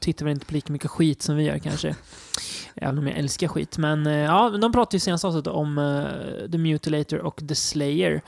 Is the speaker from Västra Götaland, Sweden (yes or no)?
no; Degerfors, Örebro County, Sweden; moved away; pojkrummet hemma i Degerfors